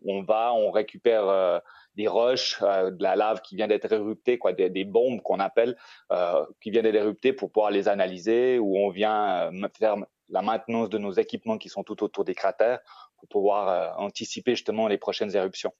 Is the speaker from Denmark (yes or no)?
no; Switzerland; moved away as an adult; now in Costa Rica; j'ai grandi en Suisse